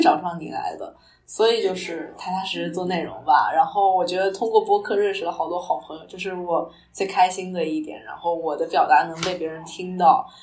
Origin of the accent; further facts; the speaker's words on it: Northeast China, China; 我是东北人嘛，然后要吃煮鸡蛋，就是长寿面